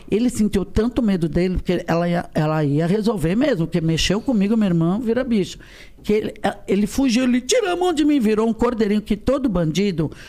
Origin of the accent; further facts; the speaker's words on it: Rio de Janeiro, Brazil; now in São Paulo, Brazil; Eu falo, ai, desculpa, eu sou do Rio.